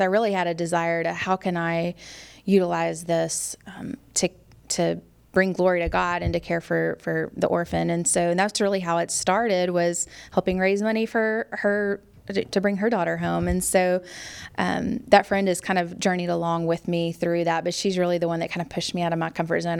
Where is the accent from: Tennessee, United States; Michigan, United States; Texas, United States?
Tennessee, United States; Memphis; moved away as an adult; also born or lived in Arkansas; now in Raleigh, United States; I grew up in Memphis, Tennessee.